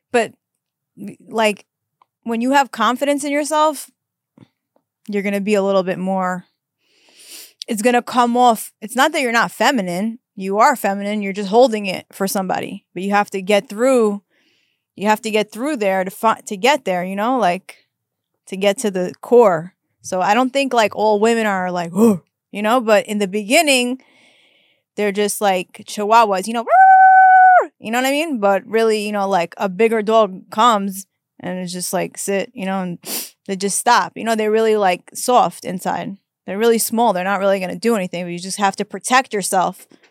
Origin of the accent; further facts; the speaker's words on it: New York, United States; moved away; I'm from New York.